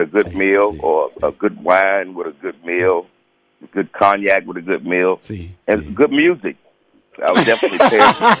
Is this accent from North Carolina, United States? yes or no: yes; Charlotte, North Carolina, United States